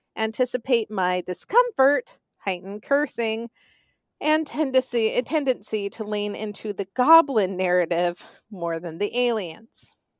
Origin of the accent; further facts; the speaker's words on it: the South, United States; accent: Southern; I am from the South, and, um, this is how I sound when I have been talking too much during the day